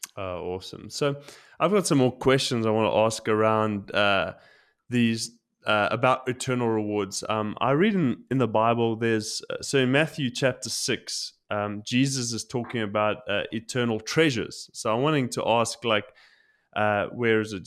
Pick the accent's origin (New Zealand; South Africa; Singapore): South Africa; now in Tokyo, Japan; growing up in South Africa, we, I've been broken into